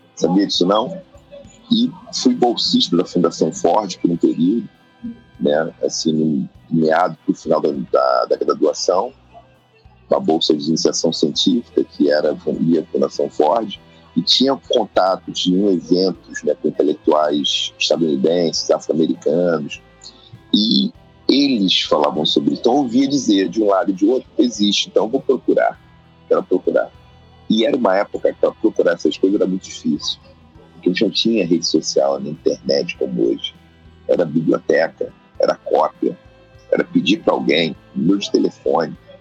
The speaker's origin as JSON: {"language": "Portuguese", "region": "Rio de Janeiro", "country": "Brazil", "tie": "born or raised there", "said": "nasci em Oswaldo Cruz, nasci e criado num bairro tradicional do Rio de Janeiro"}